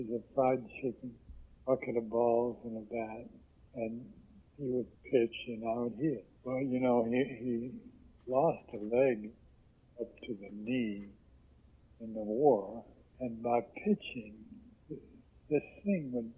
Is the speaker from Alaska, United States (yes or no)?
no; Oakland, California, United States; also born or lived in Oklahoma; I grew up in Oakland, in the old ballpark. I arrived from Oklahoma one day, and my dad rented a house